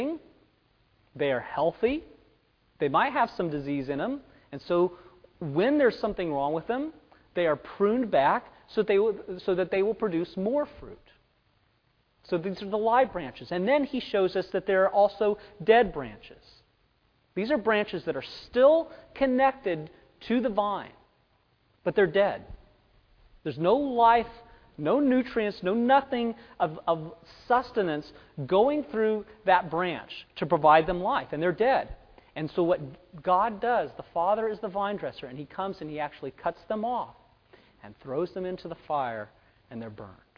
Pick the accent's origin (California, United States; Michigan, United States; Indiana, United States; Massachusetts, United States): California, United States; Fresno; moved away; Where I grew up in Fresno, it's a town of about 800,000 people